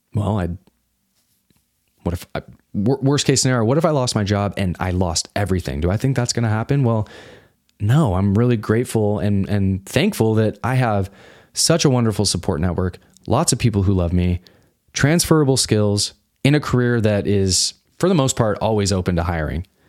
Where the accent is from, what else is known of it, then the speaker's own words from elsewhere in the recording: suburb of Salt Lake City, Utah, United States; I grew up in Utah. This is a suburb of, of Salt Lake City.